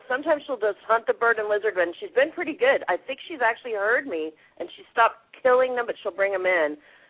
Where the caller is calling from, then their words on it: New Zealand; Okay, I'm calling from New Zealand.